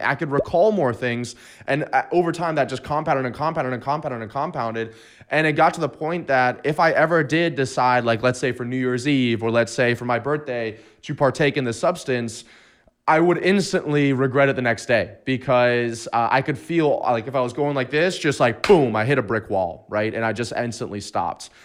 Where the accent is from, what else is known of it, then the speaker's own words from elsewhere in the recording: Destin, Florida, United States; going back to my hometown in Destin, Florida